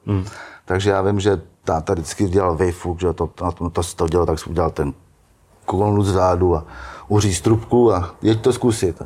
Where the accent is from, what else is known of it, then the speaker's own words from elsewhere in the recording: Štěchovice, Central Bohemian Region, Czechia; Já pocházím ze Štěchovic